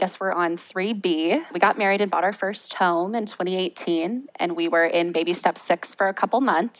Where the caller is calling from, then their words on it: Jacksonville, Florida, United States; We are in Jacksonville, Florida. The royal we, my husband and I, just us.